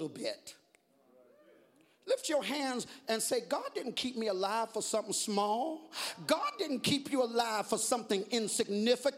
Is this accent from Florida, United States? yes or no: no; Georgia, United States; I'm from Georgia.